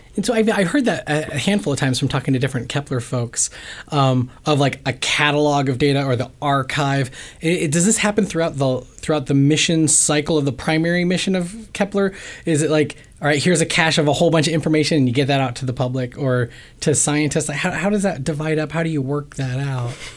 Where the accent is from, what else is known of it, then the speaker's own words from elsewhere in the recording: Ohio, United States; now in Bay Area, United States; I grew up in Ohio